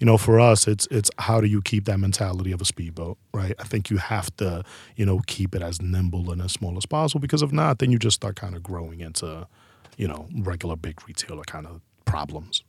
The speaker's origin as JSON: {"language": "English", "town": "New York City", "region": "New York", "country": "United States", "said": "We're both from Harlem, uptown"}